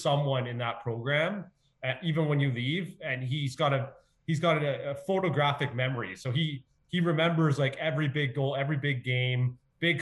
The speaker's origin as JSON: {"language": "English", "town": "Ottawa", "region": "Ontario", "country": "Canada", "said": "I'm from Ottawa, so it's a beautiful city, nation's capital"}